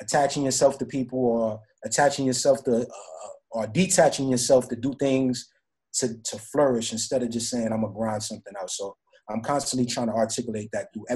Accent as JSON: {"language": "English", "town": "New York City", "region": "New York", "country": "United States", "also_born_or_lived": "Florida", "said": "I'm from the Bronx."}